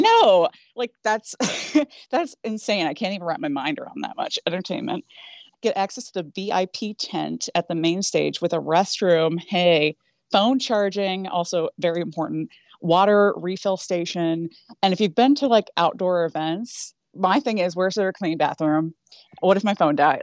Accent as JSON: {"language": "English", "region": "Northeast Ohio", "country": "United States", "tie": "born or raised there", "said": "I grew up in Northeast Ohio"}